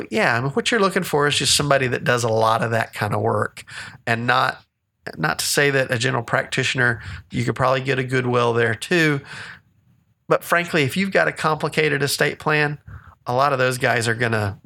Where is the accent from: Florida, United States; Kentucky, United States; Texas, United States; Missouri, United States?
Texas, United States; I'm a Texan. I still claim this as my domicile is the term.